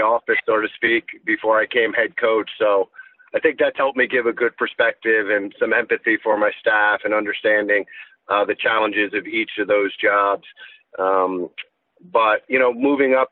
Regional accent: Fairfield, Connecticut, United States; moved away as an adult; now in Vermont, United States; I grew up in Fairfield, Connecticut, and with two younger brothers

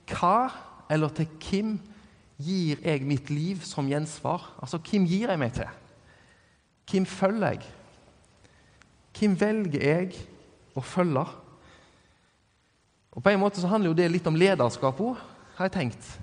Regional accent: Norway; Det at jeg er norsk, det definerer meg jo absolutt at de tilhører ei slekt.

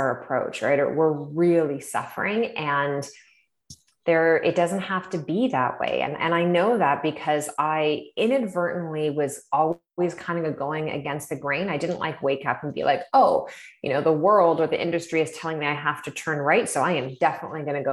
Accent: Ontario, Canada; now in British Columbia, Canada; we're both from Ontario originally

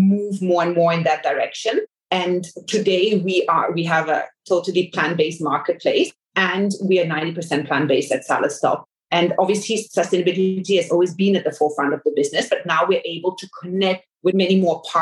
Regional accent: Singapore; I grew up in Asia. This is home for us. My whole family is here. And that's also one of the reasons why we started the company here in Singapore. My parents have been here for over 20 years

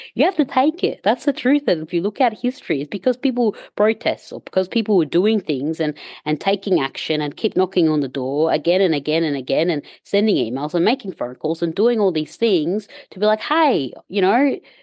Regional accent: Egypt; I'm from Egypt

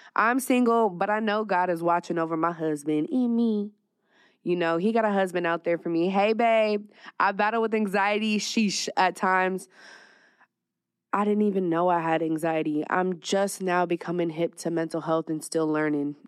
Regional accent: California wine country, United States; also born or lived in Dallas, Texas / Las Vegas, Nevada; now in Phoenix, United States; I'm originally from Cali, little wine country, like an hour away from the Bay

